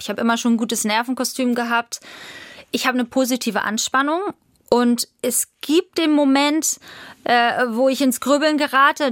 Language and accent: German; Nottfeld, Schleswig-Holstein, Germany; also born or lived in Hamburg; Aber es ging dann weiter in Nottfeld. Meine Eltern haben angefangen, Pferde zu züchten.